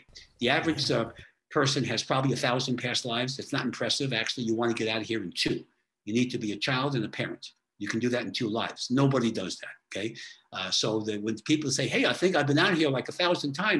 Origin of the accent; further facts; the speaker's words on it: New York, United States; I'm from New York